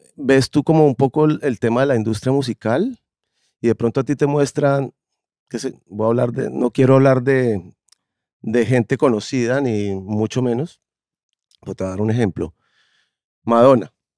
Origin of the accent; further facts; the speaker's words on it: Colombia; tengo un problema con ser colombiano